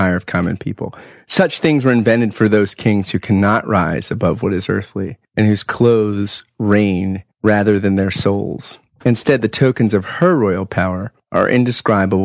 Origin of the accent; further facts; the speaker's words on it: Pennsylvania, United States; my home state